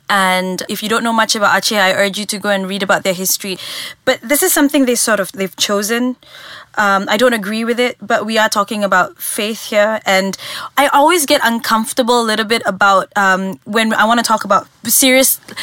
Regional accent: Malaysia; as a Malaysian, this is happening so close to home

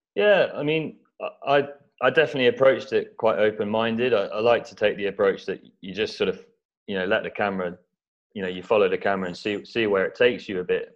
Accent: East Anglia, near Norwich, East of England, United Kingdom; I grew up in East Anglia, so near Norwich

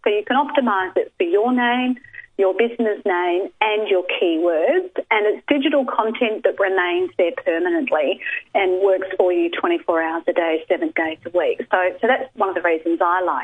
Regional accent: Australia; I'm Australian

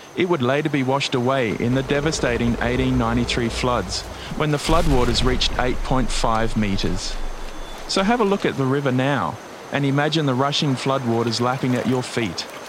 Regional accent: Brisbane, Queensland, Australia; I have a particular interest in my hometown, Brisbane, and my home state of Queensland

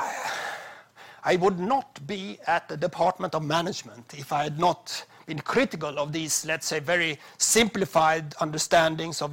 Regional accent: Sweden

